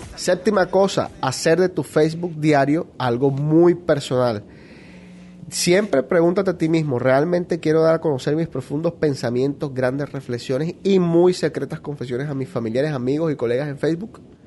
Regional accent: Barranquilla, Atlántico, Colombia; moved away; Enrique y yo somos de Barranquilla, nos criamos, crecimos, vivimos y todavía tenemos nuestras familias allá

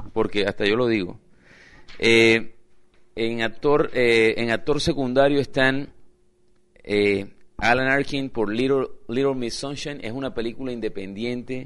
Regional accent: Colombia; Yo soy colombiano

